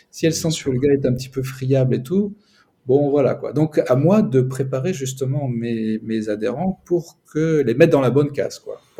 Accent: southern France, France; now in Moscow, Russia; Moi je suis plutôt du sud

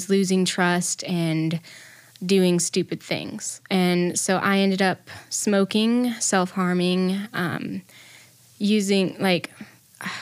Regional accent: Colorado, United States; I've was born and raised in Colorado, so I've pretty much lived my entire life there

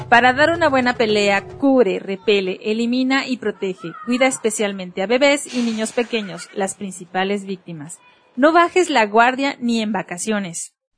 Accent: Mexico

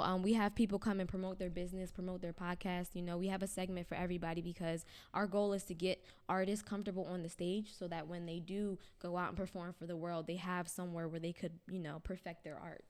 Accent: Pennsauken, New Jersey, United States; moved away as an adult; now in Camden, United States; I grew up in Pennsauken, which is the town over.

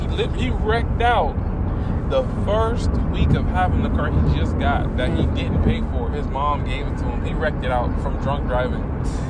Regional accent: Miami, Florida, United States; I came from Miami.

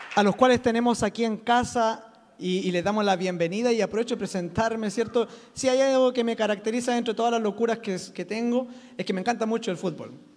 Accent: Chile; soy chileno

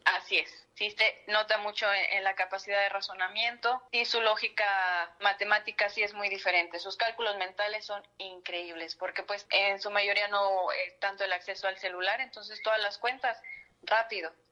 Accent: Matehuala, San Luis Potosí, Mexico; moved away as an adult; now in Matlapa, Mexico; Soy originaria de Matehuala

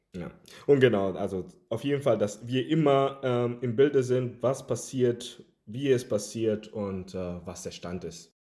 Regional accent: Germany; also born or lived in Havana, Cuba; weil ich aus Kuba komme und ja, lebe seit einigen Jahren hier in Deutschland und ja, äh, hier aufgewachsen

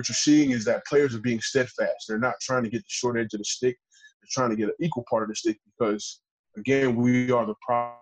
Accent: United States; As an American player

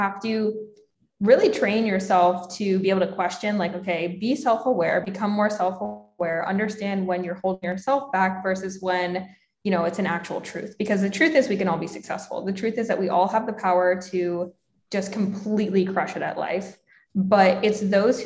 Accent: Pennsylvania, United States; moved away as an adult; now in San Diego, United States; I grew up in Pennsylvania and like the people I was around, it was just more so like very small town feel

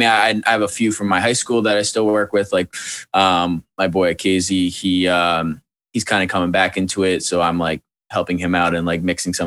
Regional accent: Wilton, New Hampshire, United States; moved away as an adult; also born or lived in Manchester, New Hampshire; now in Georgia, United States; I'm from right near Manchester. I mean, I'm from Wilton

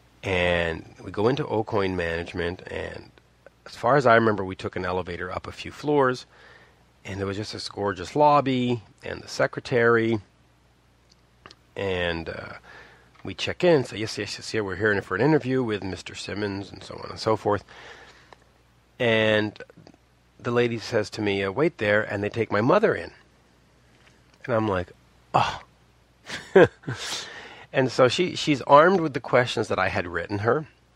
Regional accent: Montreal, Quebec, Canada; we're from Montreal

